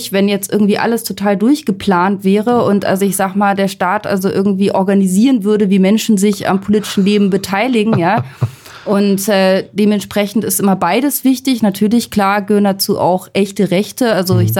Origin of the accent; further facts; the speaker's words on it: Northern Germany, Germany; ich komme ich komm, ich komm aus dem Norden, ja. Also da, ja. dagegen ist Berlin halt echt total luxuriös mit Radiosendern ausgestattet.